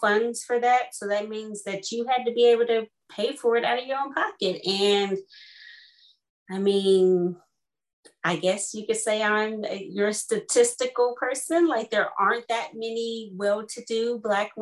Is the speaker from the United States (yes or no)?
yes; Kansas, United States; moved away as an adult; also born or lived in Houston, Texas; now in London, Ontario, Canada; growing up in Kansas.